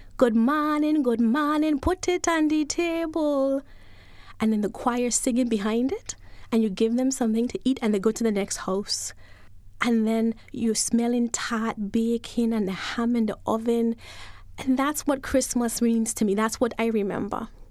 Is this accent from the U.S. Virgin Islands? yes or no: yes; U.S. Virgin Islands; also born or lived in Saint Kitts; I was born in Saint Thomas